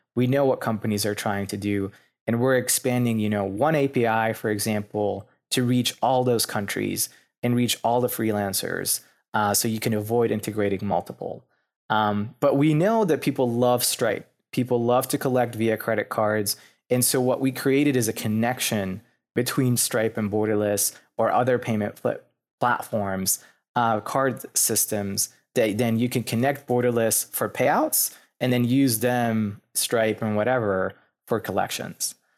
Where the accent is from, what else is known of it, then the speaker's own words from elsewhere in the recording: Lebanon; moved away as an adult; also born or lived in Pennsylvania, United States / Philadelphia, United States / New York City, United States; now in Louisville, United States; I'm actually was born and raised in Lebanon